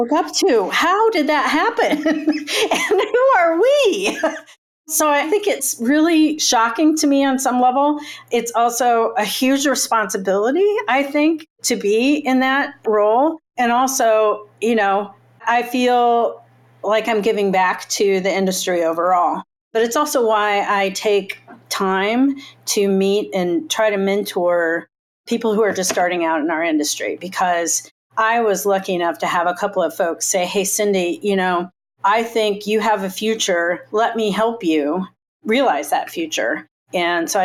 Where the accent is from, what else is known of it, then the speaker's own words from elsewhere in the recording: Indiana, United States; I grew up in Indiana